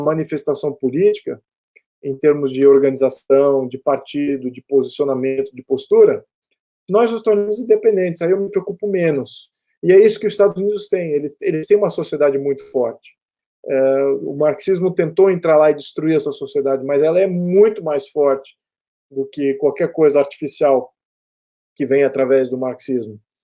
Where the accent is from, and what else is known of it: Brazil